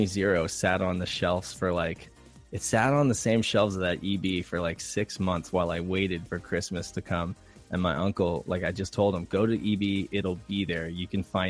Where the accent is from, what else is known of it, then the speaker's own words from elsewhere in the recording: Reno, Nevada, United States; now in San Diego, United States; I'm from San Diego, California. I grew up in Reno, Nevada.